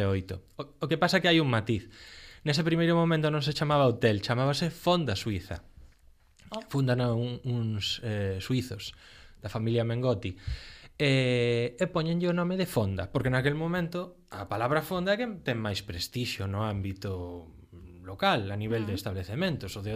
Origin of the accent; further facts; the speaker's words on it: Lugo, Galicia, Spain; eu son de Lugo